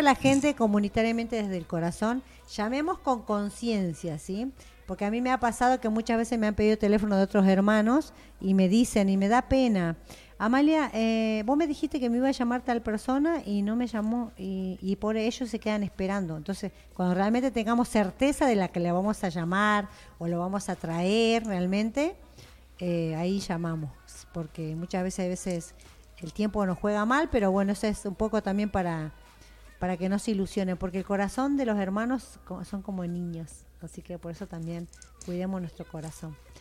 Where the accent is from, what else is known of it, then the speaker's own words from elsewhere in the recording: Jujuy, Argentina; Yo soy jujeña, soy quechua de la nación chicha y bien india